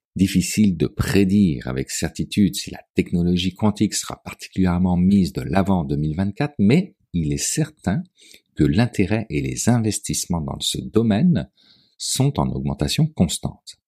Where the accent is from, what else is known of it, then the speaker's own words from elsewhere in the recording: Quebec, Canada; Chez nous, au Québec